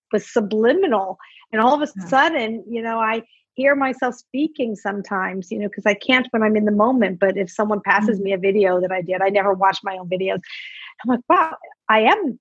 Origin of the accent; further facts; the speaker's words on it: Los Angeles, California, United States; moved away as an adult; also born or lived in San Francisco / Germany / New York; And then we moved to Los Angeles when I was maybe 6 years old. So really grew up in Los Angeles